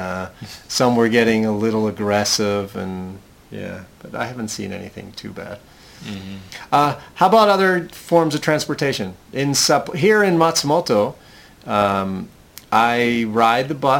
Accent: United States; I'm American

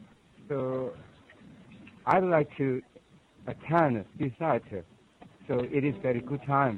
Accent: South Korea; also born or lived in Seoul; Yes, I come from Korea. I live in Seoul

